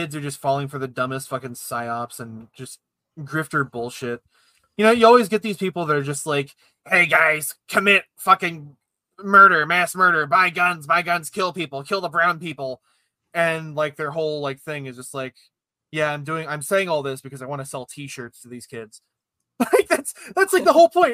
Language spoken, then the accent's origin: English; Ohio, United States; I'm from Ohio